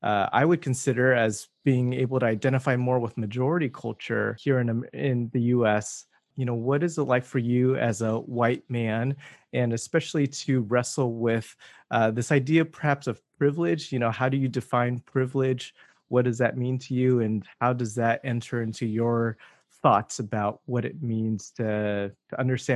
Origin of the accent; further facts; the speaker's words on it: Southern California, United States; moved away as an adult; also born or lived in Irvine / Chicago; until I moved away from Southern California, because I think what happened in Southern California is I had some of these experiences of being a minority, but I also had the ability to be with people like me, mostly through church